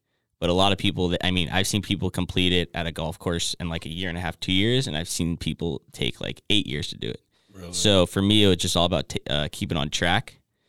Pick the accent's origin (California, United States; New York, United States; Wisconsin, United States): California, United States; Thousand Oaks; also born or lived in Las Vegas, Nevada; I grew up in Oak Park, Westlake Village, Thousand Oaks area.